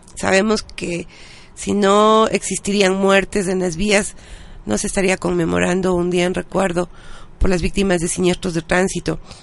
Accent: Ecuador; nosotros como ciudadanos ecuatorianos

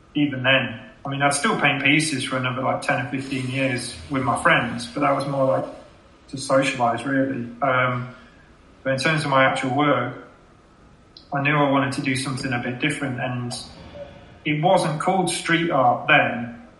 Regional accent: Leicester, East Midlands, United Kingdom; now in Sheffield, United Kingdom; before Sheffield, I, I grew up in Leicester

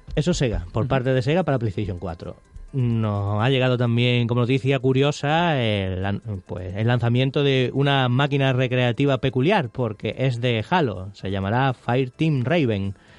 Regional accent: Spain; somos españoles

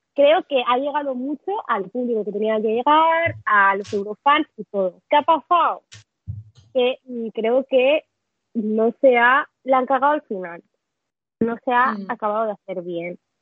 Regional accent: Catalonia, Spain; Yo como catalana

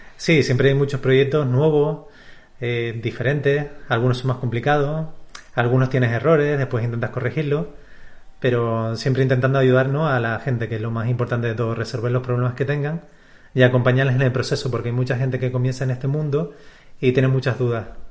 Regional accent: Canary Islands, Spain; nací aquí en Canarias

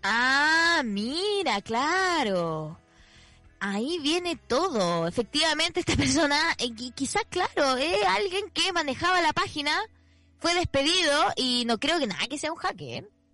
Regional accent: Chile; Ya siento que soy como más chilena

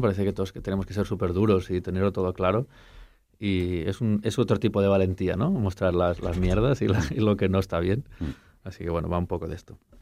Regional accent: Catalonia, Spain; me siento catalán, canto en catalán

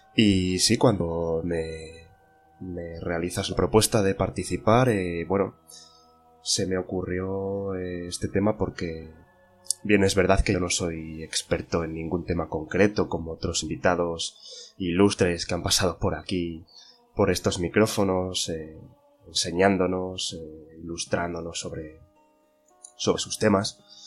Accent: Zamora, Castile and León, Spain; más de mi tierra, de Zamora

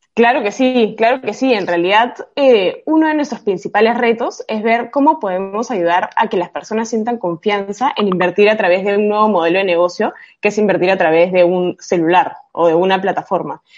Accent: Peru; yo soy peruana

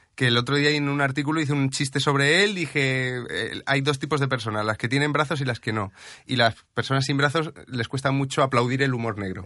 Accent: Region of Murcia, Spain

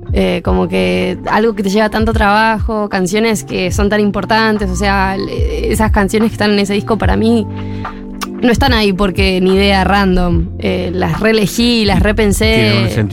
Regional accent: Córdoba, Argentina; yo soy de Córdoba

